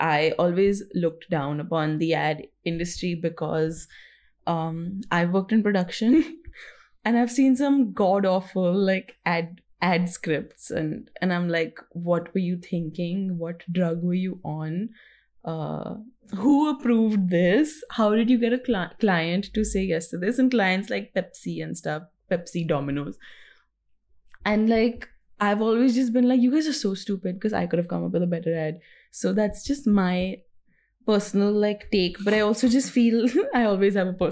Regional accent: North India, India; We're from North India

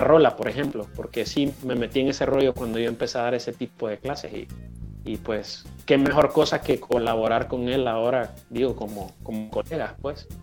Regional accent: Honduras; aquí en Honduras

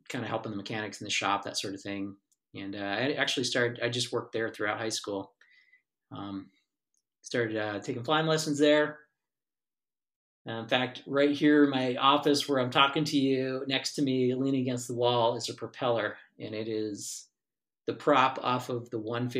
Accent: Essex County Airport area, New Jersey, United States; flying over my hometown

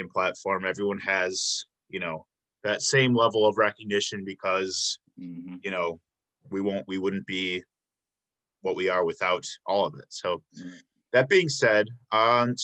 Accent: Chicago, Illinois, United States; moved away as an adult; now in Milwaukee, United States; I'm from Chicago area, but I've only been here for 6 years

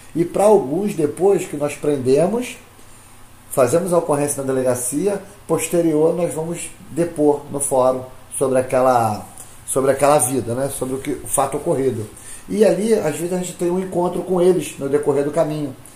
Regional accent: Brazil; hoje, nós aqui somos brasileiros

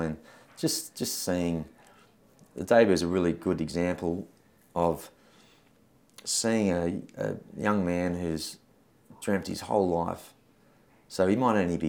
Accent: Sydney, New South Wales, Australia; also born or lived in New Zealand; now in Penrith, Australia; We're originally from the Northern Beaches

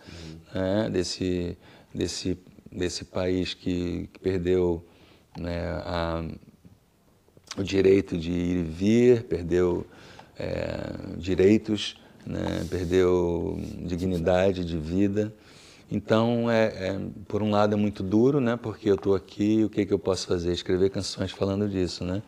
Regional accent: Brasília, Federal District, Brazil; accent: Brasília; also born or lived in Rio de Janeiro; now in Lisbon, Portugal; como eu vivi em Brasília, e ia para o Rio de Janeiro, minha cidade, as pessoas, nossa, você tem um sotaque estranho, diferente, de onde você é? Eu sou de Brasília

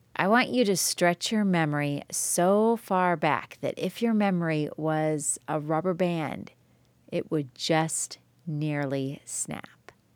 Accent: Joliet, Illinois, United States; now in Tennessee, United States; I grew up in Joliet, Illinois, which was easily the best place to grow up

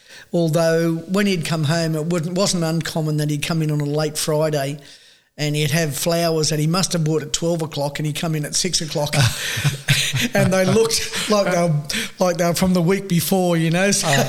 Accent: Sydney, New South Wales, Australia; I think I'll start where my dad and mum, we were living in Regent's Park in Sydney, New South Wales.

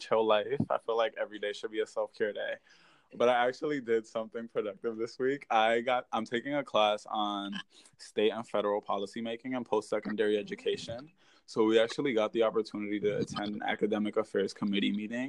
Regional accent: New Haven, Connecticut, United States; moved away as an adult; also born or lived in Toa Alta, Puerto Rico / New York City; I started public school in New Haven, Connecticut, and I was there for the majority of my K-12 experience

